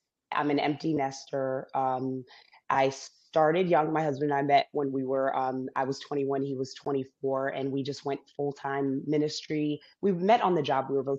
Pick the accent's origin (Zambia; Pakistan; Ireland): Zambia; born there; I was born in Zambia. I'm biracial. My dad was Caucasian American.